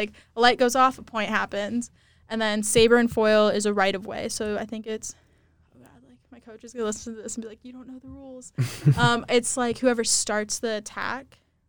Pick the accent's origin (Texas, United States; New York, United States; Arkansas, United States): Texas, United States; I'm from Texas